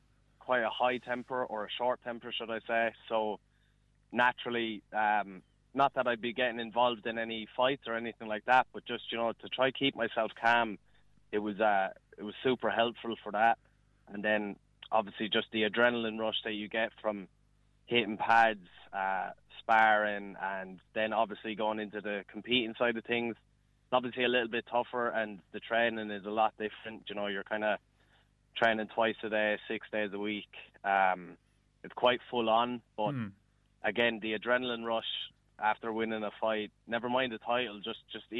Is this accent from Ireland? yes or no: yes; Borrisoleigh, Munster, Ireland; I grew up in Borrisoleigh there, so just outside Thurles there in Tipperary